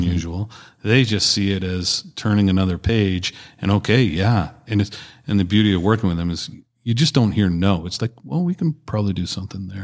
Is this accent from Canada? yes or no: yes; Canada; proudly Canadian